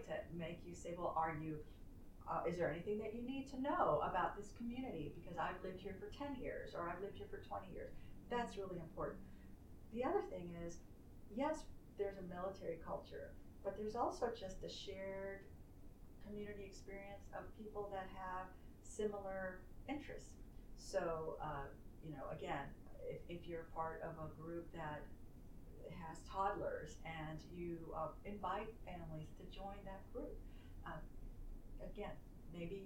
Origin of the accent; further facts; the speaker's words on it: San Francisco, California, United States; moved away; I was from San Francisco